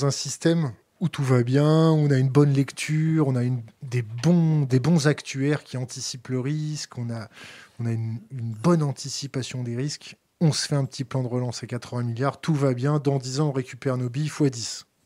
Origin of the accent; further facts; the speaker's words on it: France; Nous, en tant que Français, on, on l'a dans l'os.